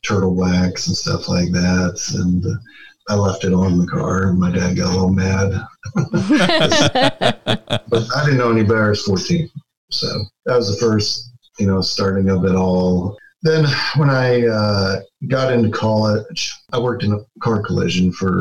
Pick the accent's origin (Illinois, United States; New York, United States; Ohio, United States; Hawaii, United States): Ohio, United States; Youngstown; moved away as an adult; now in Indianapolis, United States; I'm originally from Youngstown, Ohio.